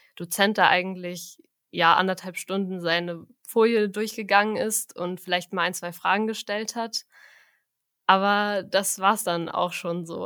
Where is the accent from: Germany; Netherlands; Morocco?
Germany; Frankfurt; moved away as an adult; now in Münster, Germany; Also eigentlich komme ich aus Frankfurt.